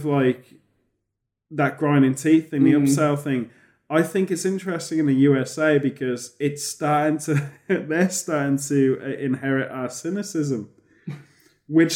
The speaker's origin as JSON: {"language": "English", "country": "United Kingdom"}